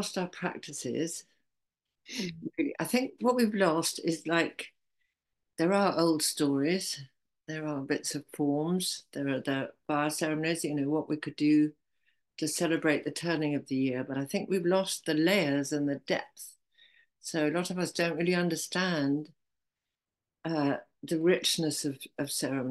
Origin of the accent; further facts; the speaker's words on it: Zennor, South West England, United Kingdom; I come from Zena